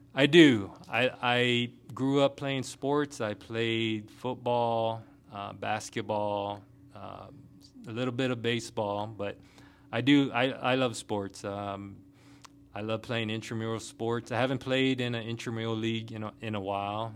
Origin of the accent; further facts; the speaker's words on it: Guam; moved away as an adult; also born or lived in Washington State / Hawaii / Kentucky / Germany; now in Fort Stewart, Georgia, United States; born and raised from the island of Guam, um, little tiny island in the Pacific